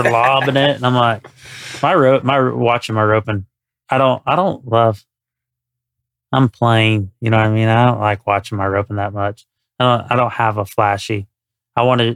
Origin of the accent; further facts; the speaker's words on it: Statesville, North Carolina, United States; now in Texas, United States; I was so redneck from North Carolina